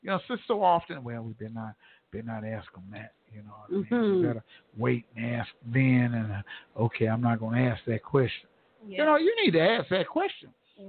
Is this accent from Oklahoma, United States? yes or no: yes; Tulsa, Oklahoma, United States; born there; I was born here in Tulsa, Oklahoma, and this is, come on, y'all. You got to know where you come from and know where you're going.